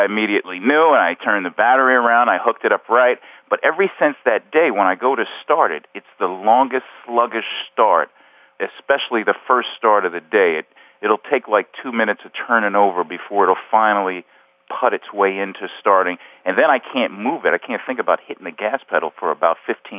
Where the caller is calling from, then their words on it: Southampton, New York, United States; I'm calling from Southampton, New York.